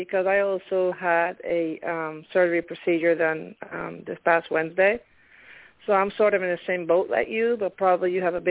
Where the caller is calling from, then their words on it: Pennsylvania, United States; calling from Pennsylvania.